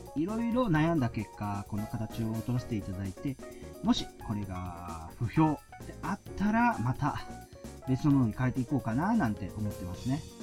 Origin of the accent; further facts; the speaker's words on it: Shizuoka, Japan; 僕はやっぱ静岡県出身